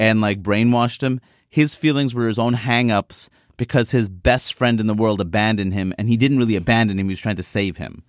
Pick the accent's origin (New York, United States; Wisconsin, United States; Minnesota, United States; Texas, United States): New York, United States; New York City; I grew up in Queens, New York, where everyone was present.